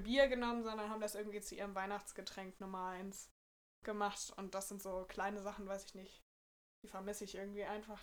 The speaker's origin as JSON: {"language": "German", "region": "Bremen", "country": "Germany", "said": "ich komme so aus der Nähe von Bremen, eigentlich aus so einem kleinen Dorf. Und ich wohne halt mit meiner Familie"}